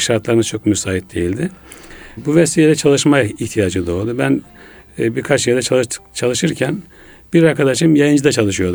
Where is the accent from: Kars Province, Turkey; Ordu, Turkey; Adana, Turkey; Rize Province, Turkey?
Ordu, Turkey; Ulubey; moved away as an adult; now in Istanbul, Turkey; ben 1961 senesinde Ordu'da doğdum. Ulubey Ohtamış köyünde. Ee, memleketimde ilkokul, ortaokul, liseyi bitirdikten sonra